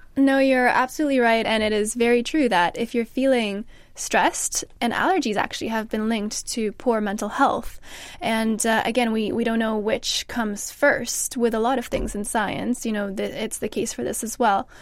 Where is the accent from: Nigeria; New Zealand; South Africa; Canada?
Canada; now in England, United Kingdom; I'm from Canada